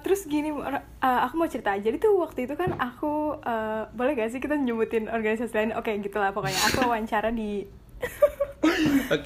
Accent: Jakarta, Indonesia; moved away as an adult; now in Jambi, Indonesia; aku aku kan ini dari Jakarta

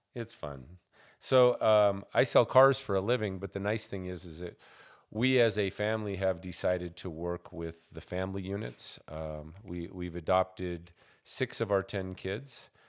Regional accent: Montana, United States; moved away; All my growing up years were spent in Montana.

